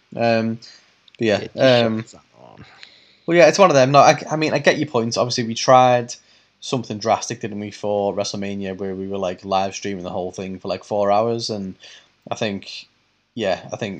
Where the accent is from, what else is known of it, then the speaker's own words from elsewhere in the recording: United Kingdom; we're British